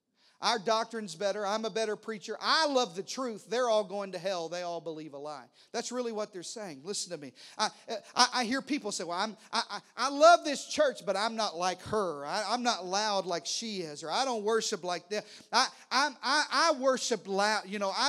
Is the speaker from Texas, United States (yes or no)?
yes; Texas, United States; Listen, I'm a Texan preacher. I drive an F-150, and I stand up and salute the... I'm red, white, and blue.